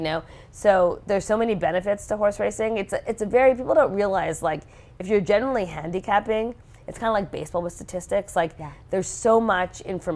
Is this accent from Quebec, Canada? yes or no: yes; Montreal, Quebec, Canada; moved away; also born or lived in Singapore / Geneva, Switzerland; I grew up in Montreal, Canada